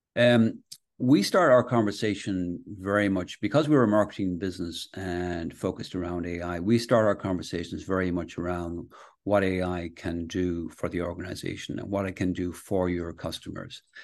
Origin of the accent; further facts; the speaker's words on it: Castlebar, Connacht, Ireland; also born or lived in Manchester, England / Galway / London; I was born in, uh, Manchester, England, actually, and, uh, then my, my parents moved to the west of Ireland. So I went to school in, uh, Castlebar